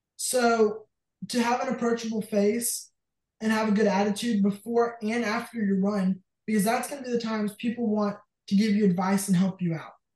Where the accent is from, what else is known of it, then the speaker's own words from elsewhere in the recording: Jay, Florida, United States; I'm from Jay, Florida